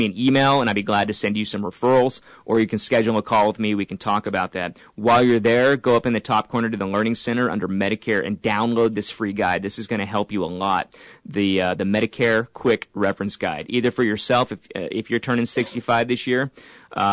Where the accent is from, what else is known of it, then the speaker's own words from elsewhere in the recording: San Diego, California, United States; moved away; originally we're from San Diego